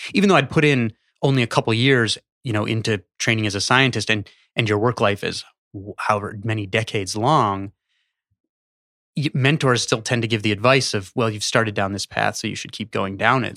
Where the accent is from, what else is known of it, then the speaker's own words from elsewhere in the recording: Chicago, Illinois, United States; I grew up in Chicago